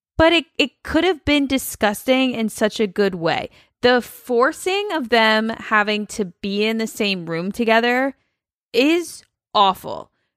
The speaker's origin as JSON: {"language": "English", "town": "Cincinnati", "region": "Ohio", "country": "United States", "tie": "born or raised there", "said": "my whole life growing up in Cincinnati"}